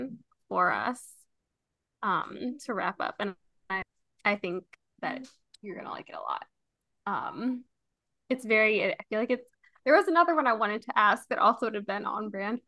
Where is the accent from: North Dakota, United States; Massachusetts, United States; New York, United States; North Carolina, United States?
New York, United States; I'm from New York